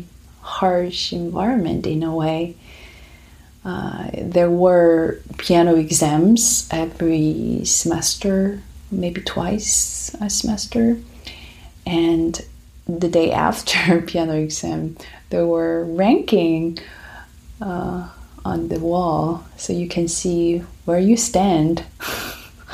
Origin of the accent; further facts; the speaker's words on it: Busan, South Korea; accent: Korean; first language Korean; English is a second language; moved away as an adult; now in United States; So I'm from South Korea. I grew up there in Busan, which is second biggest city in South Korea